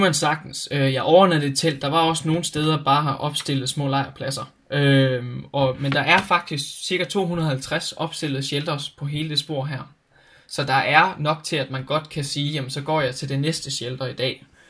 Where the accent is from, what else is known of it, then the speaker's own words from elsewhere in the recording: Denmark; jeg har en rigtig sikker tilværelse med fantastiske forældre derhjemme i Danmark